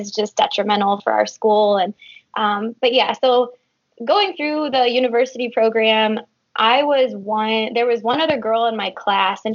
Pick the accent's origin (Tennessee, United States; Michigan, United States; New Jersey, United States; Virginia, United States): Michigan, United States; Gibraltar; now in Texas, United States; I grew up in Michigan, just in a small port town called Gibraltar, just south of Detroit